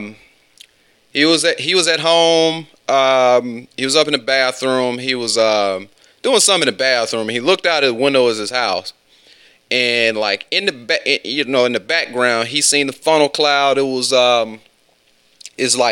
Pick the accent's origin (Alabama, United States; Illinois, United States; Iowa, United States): Alabama, United States; West; I'm from West Alabama